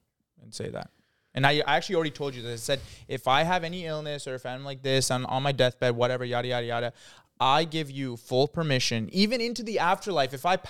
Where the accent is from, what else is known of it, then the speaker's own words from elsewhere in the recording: Ontario, Canada; I was from Ontario.